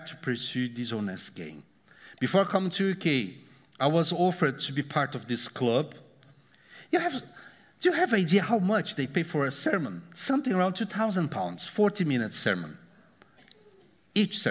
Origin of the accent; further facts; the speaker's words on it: Brazil; moved away; I came from Brazil